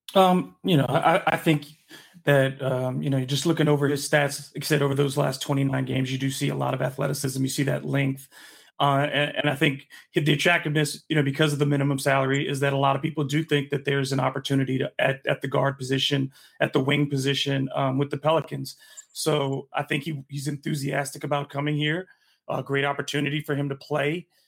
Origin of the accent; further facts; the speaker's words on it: Michigan, United States; moved away; also born or lived in North Carolina; I was born in Michigan